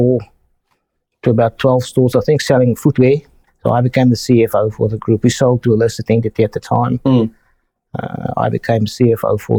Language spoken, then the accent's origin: English; Free State, South Africa; also born or lived in Cape Town; I grew up in South Africa, basically in the middle of the country, in the Free State, which is really very hugely agricultural area